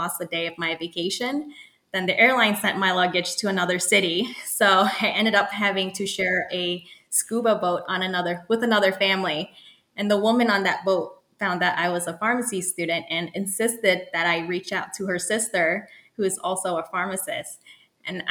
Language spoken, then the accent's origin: English; New York City, New York, United States; moved away as an adult; now in Research Triangle Park, United States; I'm currently based in RTP, North Carolina, but I'm originally from Queens, New York